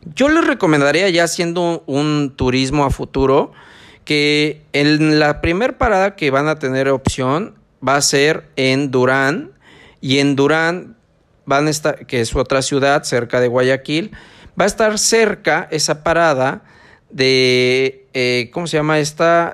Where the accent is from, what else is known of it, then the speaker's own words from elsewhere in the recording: San Martín Texmelucan, Puebla, Mexico; now in Ecuador; donde yo soy, que es San Martín